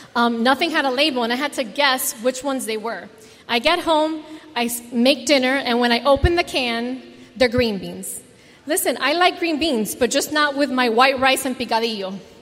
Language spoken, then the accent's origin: English; South Florida, United States; growing up in South Florida with all the Cuban viejos